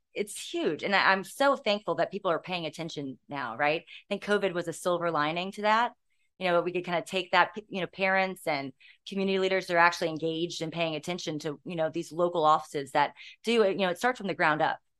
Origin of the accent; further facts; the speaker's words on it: Virginia Beach, Virginia, United States; I grew up here. I went to Bayside Elementary School